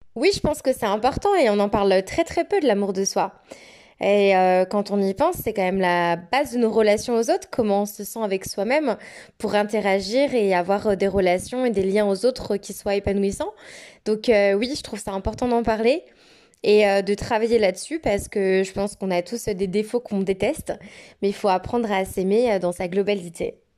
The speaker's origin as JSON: {"language": "French", "region": "Auvergne-Rhône-Alpes", "country": "France", "moved": "as an adult", "lives_now": "Queenstown, New Zealand", "said": "je suis française et originaire de la très belle région Rhône-Alpes"}